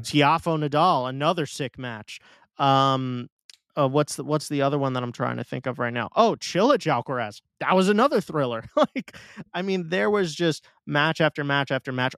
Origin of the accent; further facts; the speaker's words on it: New York, United States; my hometown tournament